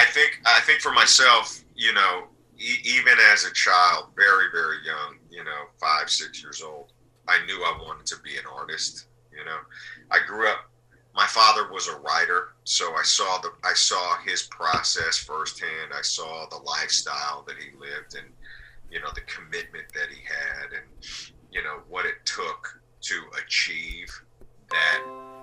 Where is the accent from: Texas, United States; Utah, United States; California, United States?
Utah, United States; Salt Lake City; I was coming from Salt Lake City. You know, I was like a 4-year-old or a 5-year-old coming from Salt Lake City, you know.